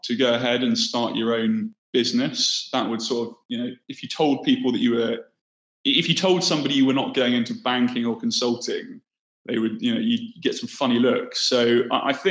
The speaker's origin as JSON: {"language": "English", "town": "Bournemouth", "region": "South West England", "country": "United Kingdom", "tie": "born or raised there", "moved": "as an adult", "said": "I grew up on the south coast in the UK, in a town called Bournemouth."}